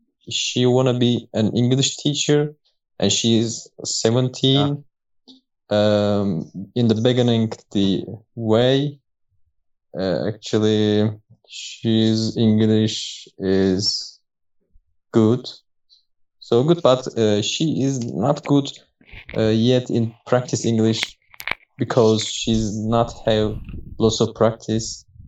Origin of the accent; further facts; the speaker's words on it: Turkey; English is a second language; I'm from Turkey. I'm living in Denizli.